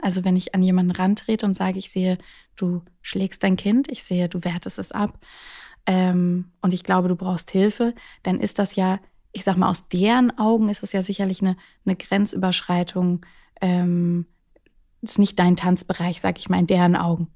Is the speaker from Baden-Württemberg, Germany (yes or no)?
yes; Baden-Württemberg, Germany; accent: Baden dialect; now in Hamburg, Germany; meine Jugend im Süden